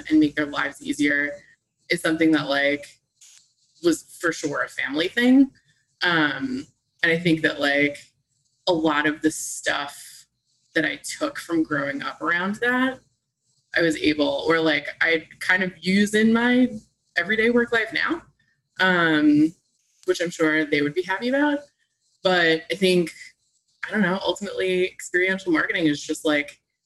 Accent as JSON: {"language": "English", "town": "New York City", "region": "New York", "country": "United States", "tie": "born or raised there", "said": "I am from Staten Island"}